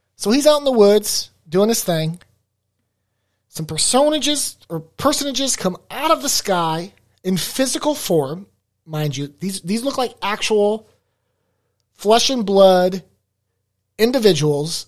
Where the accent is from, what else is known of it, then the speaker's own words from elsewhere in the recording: United States; I'm an American, American white guy